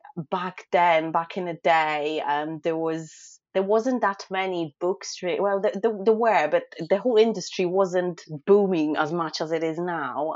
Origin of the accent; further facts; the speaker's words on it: Poland; moved away as an adult; now in United Kingdom; I'm originally from Poland, um, but I live and work in the UK as a food photographer